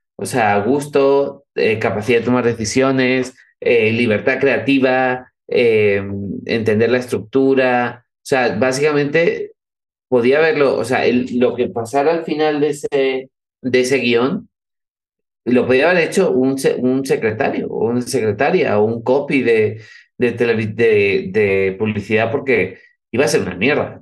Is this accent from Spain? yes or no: yes; Cádiz, Andalusia, Spain; Mi familia, mi familia es vasca, yo nací en Cádiz